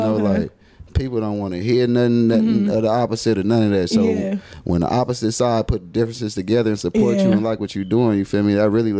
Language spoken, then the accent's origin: English; Los Angeles, California, United States; Jordan Downs, live and direct from the projects.